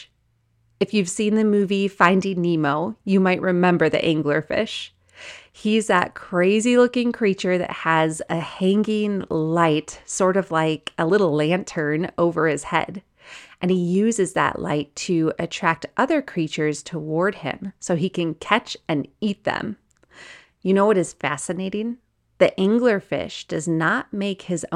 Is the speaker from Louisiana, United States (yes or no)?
no; Wisconsin, United States; now in Colorado, United States; I grew up in Wisconsin